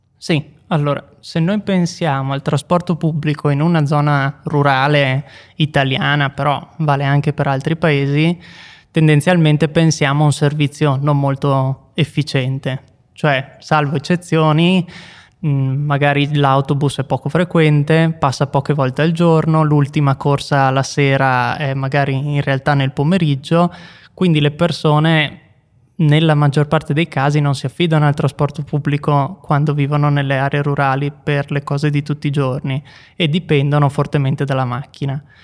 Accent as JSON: {"language": "Italian", "region": "Veneto", "country": "Italy", "moved": "yes", "lives_now": "Bolzano, Italy", "said": "i luoghi da cui vengo io del Veneto"}